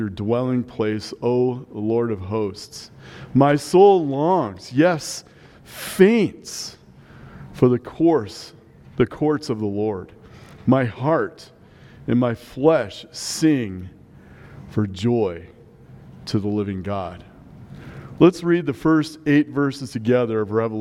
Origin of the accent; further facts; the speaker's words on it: Nebraska, United States; now in Colorado, United States; growing up in Nebraska